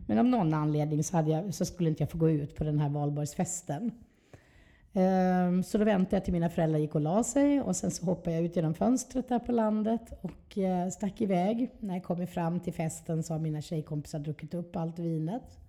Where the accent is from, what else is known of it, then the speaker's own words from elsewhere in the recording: Trelleborg, Skåne, Sweden; moved away; also born or lived in Helsingborg / Stockholm; Jag är från Skåne. Mm. Eh, född i Helsingborg. Sen flyttade vi, i åtta års ålder, flyttade vi ner till Trelleborg.